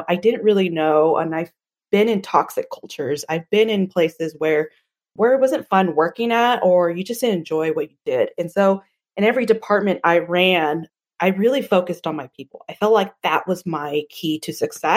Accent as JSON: {"language": "English", "town": "Boise", "region": "Idaho", "country": "United States", "tie": "born or raised there", "said": "I am from Boise, Idaho, born and raised here."}